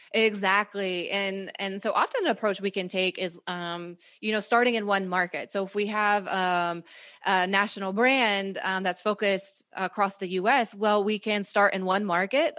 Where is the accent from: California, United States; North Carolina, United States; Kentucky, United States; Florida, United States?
North Carolina, United States; also born or lived in Costa Rica / Spain; I grew up in North Carolina, am not Latina